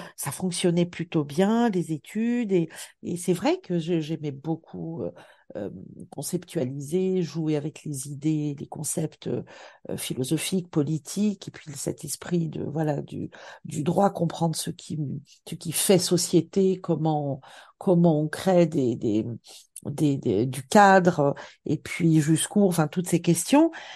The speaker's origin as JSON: {"language": "French", "town": "Bastia", "region": "Corsica", "country": "France", "tie": "born or raised there", "also_born_or_lived": "Montpellier", "moved": "as an adult", "said": "j'ai grandi en Corse, euh, à la fois dans, dans une ville, Bastia"}